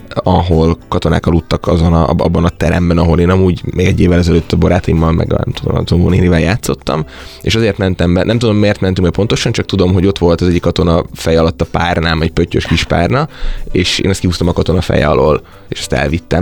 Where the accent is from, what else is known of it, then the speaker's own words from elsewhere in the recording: Bajša, Vojvodina, Serbia; moved away as an adult; also born or lived in Szeged, Hungary; now in Budapest, Hungary; én azért az országnak egy nagyon északi pontján Bajsa nevű 2000-es település kis faluból származom